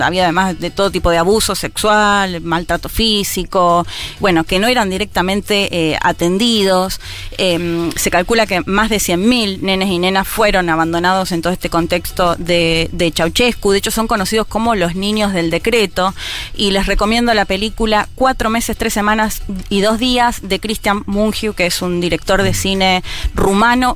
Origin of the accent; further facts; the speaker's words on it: Argentina; como lo vivimos como argentinos y argentinas